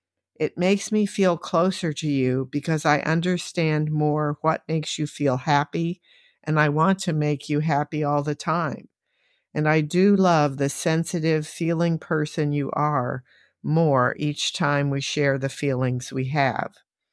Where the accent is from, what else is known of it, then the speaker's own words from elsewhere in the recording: Oklahoma, United States; also born or lived in San Antonio, United States / New Jersey, United States; I was born in San Antonio, and of course the river runs through the city, although it's not exactly blue. The pecans in the second verse grew in our backyard in Oklahoma, and it seemed like a very dusty place.